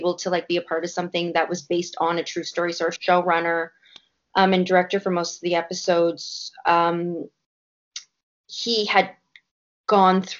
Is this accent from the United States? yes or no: no; Canada; a Canadian myself